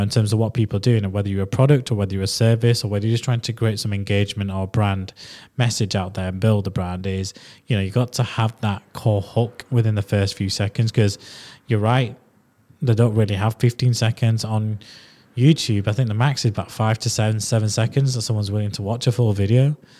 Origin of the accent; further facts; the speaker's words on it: Leeds, Yorkshire and the Humber, United Kingdom; accent: strong Yorkshire Leeds; I've got a strong Yorkshire Leeds accent